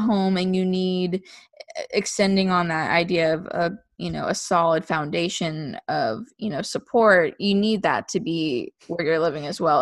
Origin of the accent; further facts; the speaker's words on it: Jacksonville, United States; moved away as an adult; now in New York City, United States; I wasn't really missing Jacksonville for the city, I was missing Jacksonville for, like, the, the friend groups that I had had there